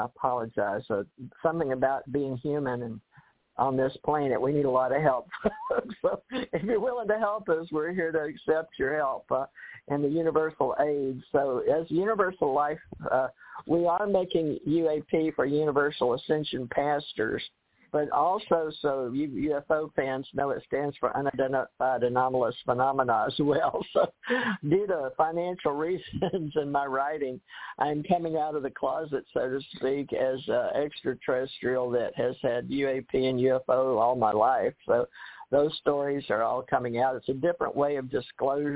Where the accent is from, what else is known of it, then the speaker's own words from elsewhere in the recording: the South, United States; now in Gulf Breeze, United States; I'm from the South